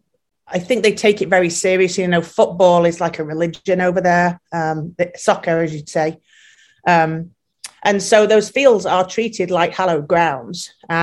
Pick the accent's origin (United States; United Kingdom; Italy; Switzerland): United Kingdom; England; moved away as an adult; And then I came over from England and my passion was sports turf.